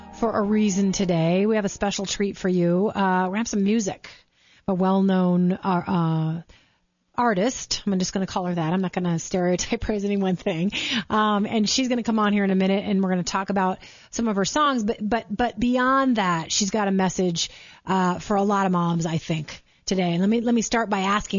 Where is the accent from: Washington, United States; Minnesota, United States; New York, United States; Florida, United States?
Minnesota, United States; moved away as an adult; now in Denver, United States; Sarah and I have the similar background, but we're both from Minnesota